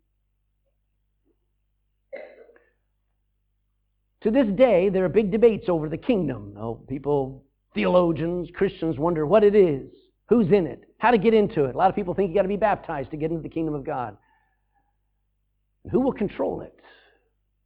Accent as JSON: {"language": "English", "region": "Texas", "country": "United States", "said": "my home state of Texas"}